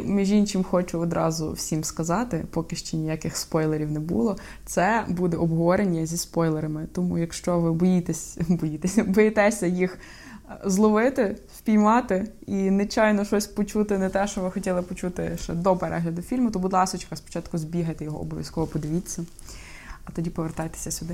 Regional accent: Ukraine; я з України

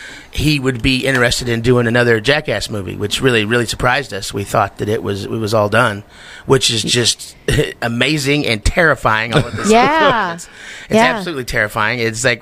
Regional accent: Missouri, United States; also born or lived in Colorado / California; Yeah, in southwest Missouri.

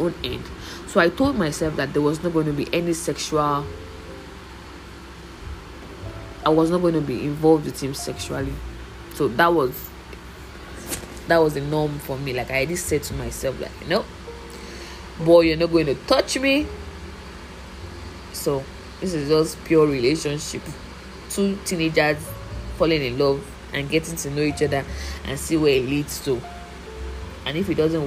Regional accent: Oyo, Nigeria; I'm from Oyo State

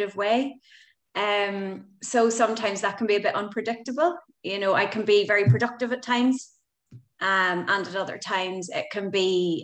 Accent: Belfast, Northern Ireland, United Kingdom; now in Galway, Ireland; I'm from Belfast, but Galway is my home now

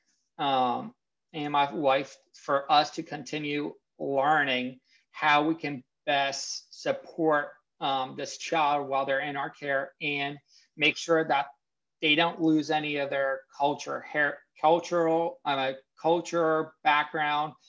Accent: Pennsylvania, United States; moved away as an adult; now in Virginia, United States; I am from Pennsylvania in the middle of nowhere. And when I mean nowhere, I mean nowhere.

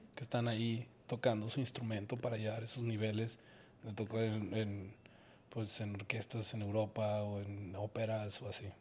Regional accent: Guadalajara, Jalisco, Mexico; yo crecí en Guadalajara

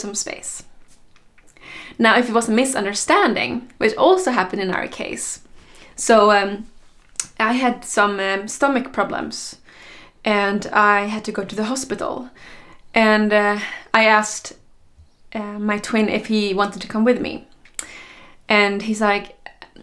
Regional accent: Sweden; I went back to Sweden, my home country

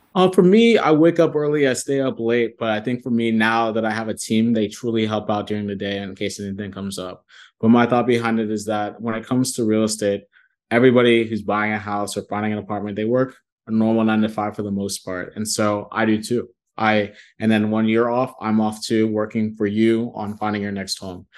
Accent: Columbus, Ohio, United States; also born or lived in New York City / Nigeria (ancestry); now in Dallas, United States; I'm from Columbus, Ohio originally, but I live in Dallas, Texas as we speak.

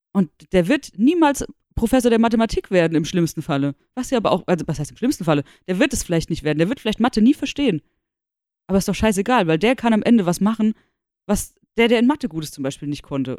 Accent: Darmstadt, Hesse, Germany; ich komme aus Darmstadt.

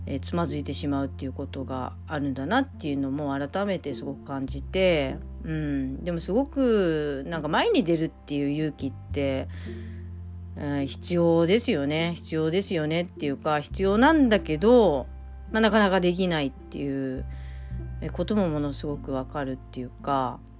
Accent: Okinawa, Japan; 沖縄人として日本人を生きるっていうまあことで自分はまあ何者なんだっていうこと

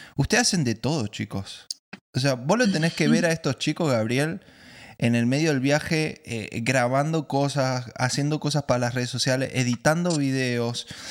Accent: Argentina; Yo soy el primer argentino maracucho

